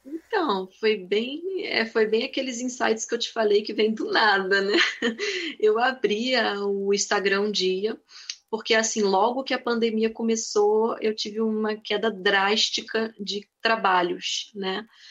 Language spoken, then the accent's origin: Portuguese; Nova Friburgo, Rio de Janeiro, Brazil; Sim, sou friburguense. Eu já morei um tempo no Rio, mas eu sou aqui de Friburgo mesmo e atualmente morando em Nova Friburgo